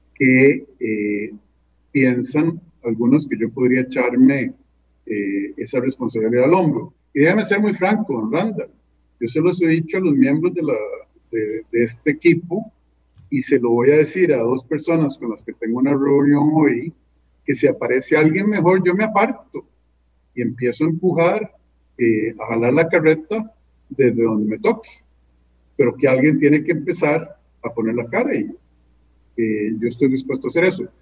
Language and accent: Spanish; San José, Costa Rica; moved away as an adult; Yo nací en ese barrio porque mi mamá vivía cerca de su papá